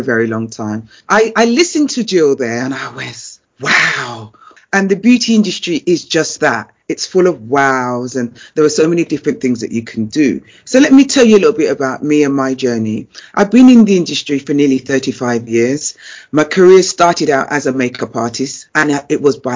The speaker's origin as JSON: {"language": "English", "region": "London", "country": "United Kingdom", "said": "I was a girl from Brixton."}